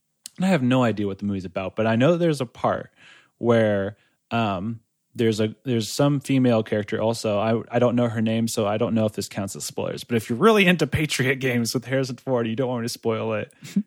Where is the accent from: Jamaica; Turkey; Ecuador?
Ecuador; Shell, Pastaza; while I was in Ecuador, we were in my hometown shell. I think we were visiting at that point